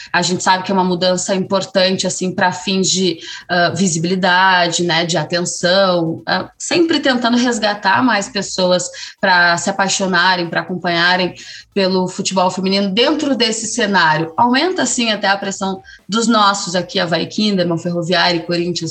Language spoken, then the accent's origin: Portuguese; Brazil; a gente, falando como brasileiros